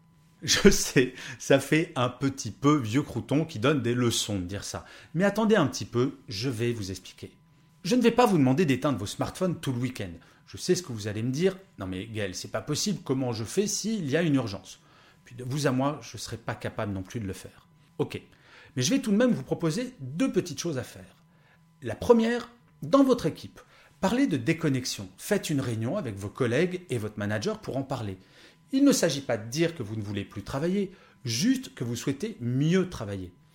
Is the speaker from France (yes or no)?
yes; France; born or raised there